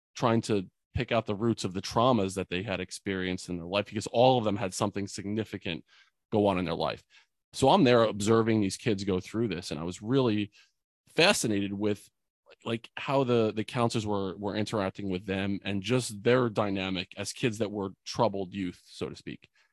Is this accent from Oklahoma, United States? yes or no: no; Bordentown, New Jersey, United States; my hometown in Bordentown